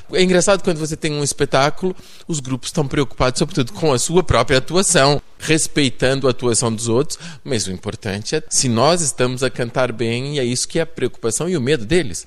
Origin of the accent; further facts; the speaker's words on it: São Paulo, Brazil; accent: paulista; moved away as an adult; now in Portugal; Eu nasci no Brasil